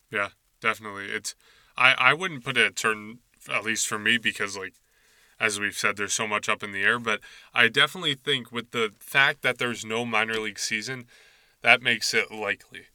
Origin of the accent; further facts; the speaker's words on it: Nashua, New Hampshire, United States; my hometown of Nashua, New Hampshire